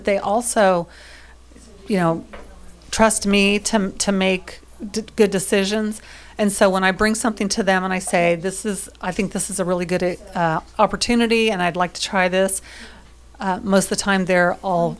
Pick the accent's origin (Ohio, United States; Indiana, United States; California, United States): Indiana, United States; Fayette County; also born or lived in Decatur County, Indiana / Union County, Indiana; now in Franklin County, Indiana, United States; I'm from Fayette County, lived in Decatur County, lived in Union County for a little bit. So, I'm local to the area